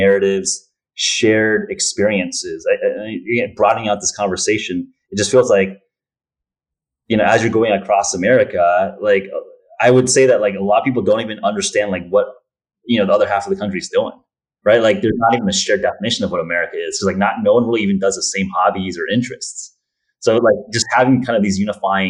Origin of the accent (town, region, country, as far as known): United States